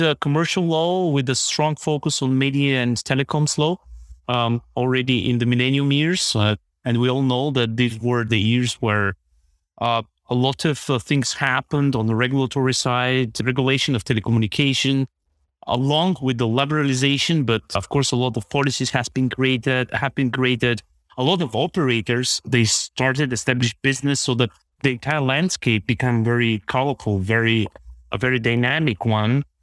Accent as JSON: {"language": "English", "town": "Plovdiv", "region": "Plovdiv Province", "country": "Bulgaria", "tie": "born or raised there", "moved": "as an adult", "lives_now": "Germany", "said": "I have been born in, in, in Plovdiv, Bulgaria, which is the second largest city in this country."}